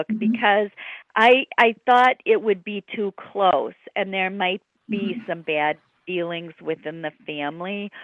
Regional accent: near Lake Michigan, Great Lakes, United States; I grew up near Lake Michigan

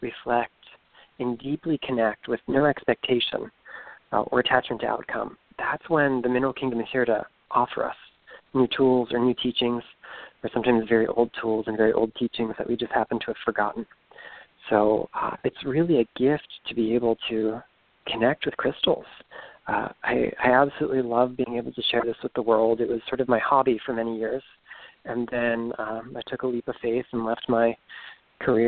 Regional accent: Stuart, Florida, United States; now in Orlando, United States; I'm originally from Southeast Florida, a little town called Stewart on the Treasure Coast

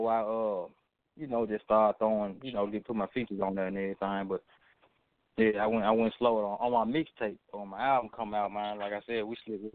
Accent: Memphis, Tennessee, United States; I don't sound like a Memphis artist, but they know I'm from Memphis.

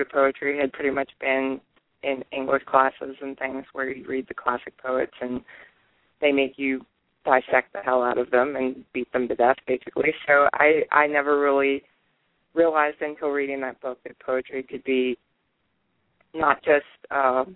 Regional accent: West Virginia, United States; I'm from West Virginia

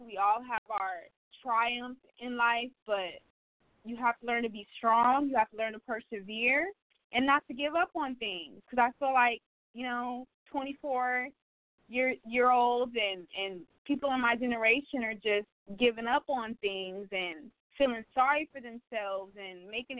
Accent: Arizona, United States; I am from Arizona originally.

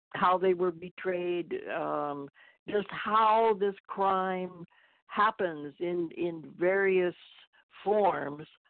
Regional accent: Tampa, Florida, United States; moved away as an adult; I grew up in Tampa, Florida

